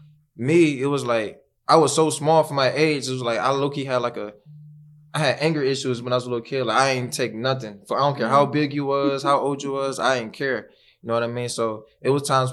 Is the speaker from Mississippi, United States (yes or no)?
no; Cleveland, Ohio, United States; born or raised there